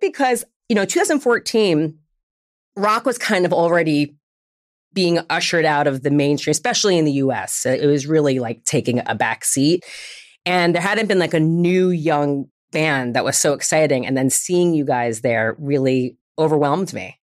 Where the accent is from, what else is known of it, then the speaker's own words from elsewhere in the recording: New York, United States; now in Los Angeles, United States; I'm from New York, but at the time I was already living in Los Angeles